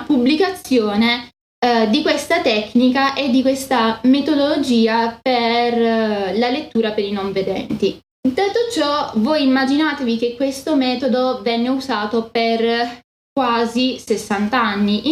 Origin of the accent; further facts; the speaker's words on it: Italy; io sono italiana